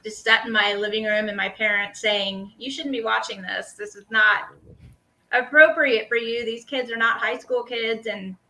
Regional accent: Missouri, United States; now in Lenexa, United States; I'm in Lenexa, Kansas, but I was born and raised on the Missouri side, which is just like 20 minutes.

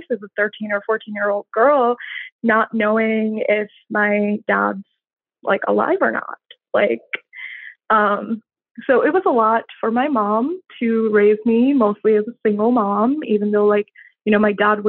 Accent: India; moved away as an adult; now in United States; I grew up in India in many different cities. We moved around a lot. And then when I turned 18, I moved here.

